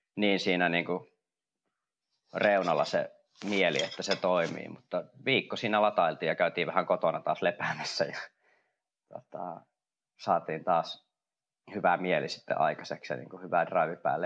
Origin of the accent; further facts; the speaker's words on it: Kuopio, North Savo, Finland; mä oon itse Kuopiosta kotoisin